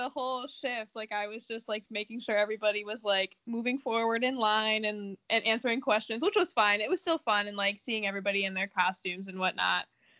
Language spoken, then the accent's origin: English; Buffalo, New York, United States; I'm from Buffalo, so Bills and Sabres are my two teams.